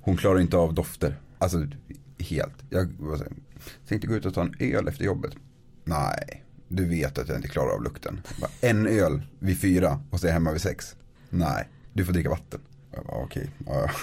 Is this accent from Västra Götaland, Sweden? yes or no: no; Norrsundet, Gävleborg County, Sweden; moved away as an adult; also born or lived in Norway; now in Östersund, Sweden; Kommer utanför Gävle. En liten by som heter Norrsunde